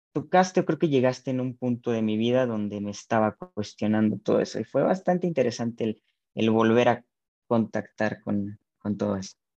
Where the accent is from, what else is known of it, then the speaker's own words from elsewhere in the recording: Zamora, Michoacán, Mexico; Soy de Zamora, Michoacán.